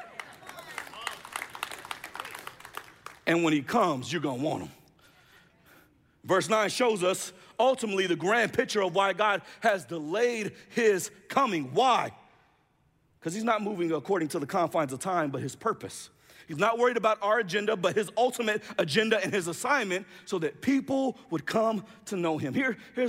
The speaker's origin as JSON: {"language": "English", "town": "Jacksonville", "region": "Florida", "country": "United States", "said": "I'm from Jacksonville, Florida."}